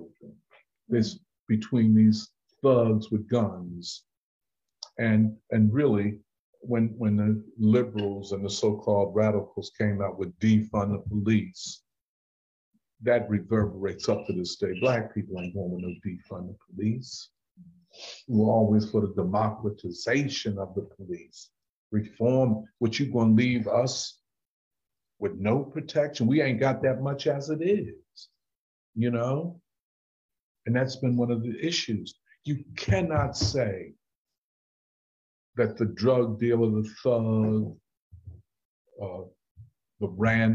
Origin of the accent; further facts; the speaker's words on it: Philadelphia, Pennsylvania, United States; I'm from North Philly